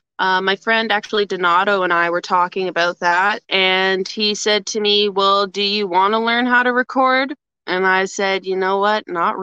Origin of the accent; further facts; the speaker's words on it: Atikokan, Ontario, Canada; I'm originally from Northern Ontario. I moved around lots growing up, but I would say mainly my home base was a small town called Atikokan.